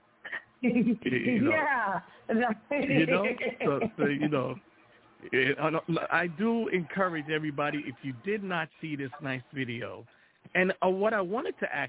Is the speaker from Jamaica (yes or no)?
yes; Jamaica; I'm Jamaican